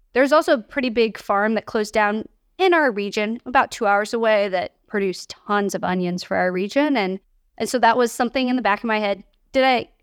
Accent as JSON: {"language": "English", "town": "Kansas City", "region": "Missouri", "country": "United States", "tie": "born or raised there", "moved": "yes", "lives_now": "St. Louis, United States", "said": "I grew up in Kansas City, and my mom owns a restaurant over there"}